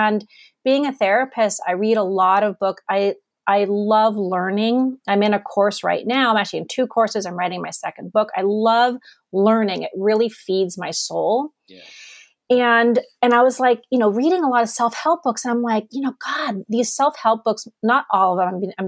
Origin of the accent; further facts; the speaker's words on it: Germany; also born or lived in Amsterdam, Netherlands / United States / Canada; I'm actually not Californian. I was born in Amsterdam. I grew up in Germany. I've lived in the States. I've lived in Canada.